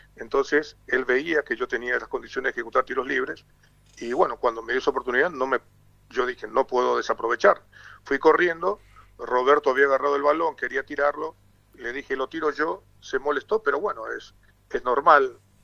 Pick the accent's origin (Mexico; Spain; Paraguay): Paraguay; also born or lived in France / Argentina / Uruguay; por acá en mi país, en Paraguay